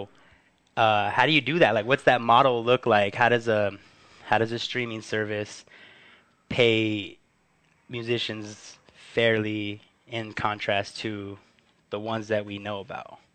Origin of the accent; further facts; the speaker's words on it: Huntington Park, California, United States; on Pacific Boulevard in my hometown of Huntington Park